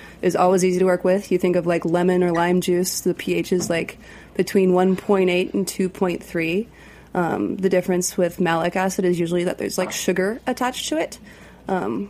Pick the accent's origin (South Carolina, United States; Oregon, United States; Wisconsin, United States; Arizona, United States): Oregon, United States; Portland; now in New York City, United States; I'm from the West Coast. I think more so out here than where I'm from in Portland